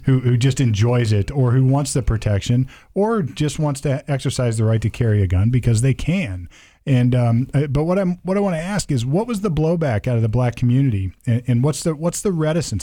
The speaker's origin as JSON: {"language": "English", "town": "Sunbury", "region": "Ohio", "country": "United States", "tie": "born or raised there", "said": "I grew up out in Sunbury, Ohio"}